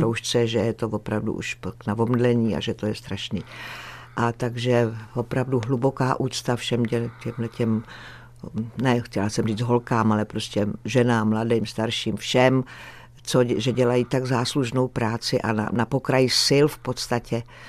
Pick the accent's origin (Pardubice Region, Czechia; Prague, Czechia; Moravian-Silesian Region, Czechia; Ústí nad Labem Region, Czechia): Ústí nad Labem Region, Czechia; Skalice; já jsem vyrostla v té skalici u Litoměřic